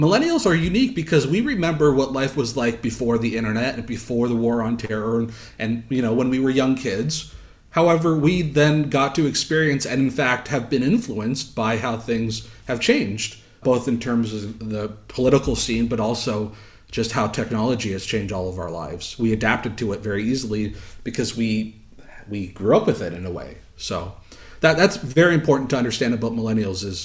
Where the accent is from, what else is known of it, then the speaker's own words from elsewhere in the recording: Southern Ontario, Canada; a sheltered kid growing up in Southern Ontario